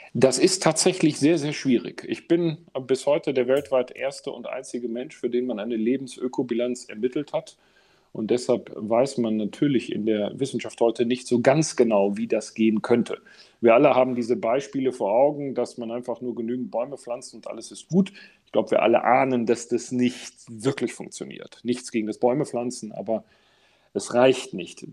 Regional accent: Essen, North Rhine-Westphalia, Germany; ich bin ähm, tatsächlich groß geworden, unmittelbar neben einem Eingang zu einer großen Zeche im Essener Norden

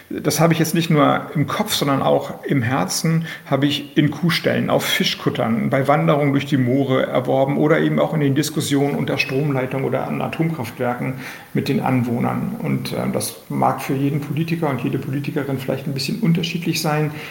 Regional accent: Kiel, Schleswig-Holstein, Germany; ich komme aus Kiel, Heikendorf liegt bei Kiel

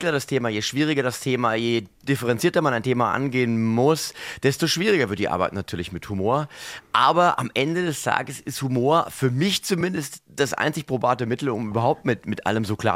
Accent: Mainz, Rhineland-Palatinate, Germany; Ich bin ja ein echter Mainzer. Ich bin ja hier geboren, hier aufgewachsen, habe auch in der Fasnacht auf der Bühne gestanden

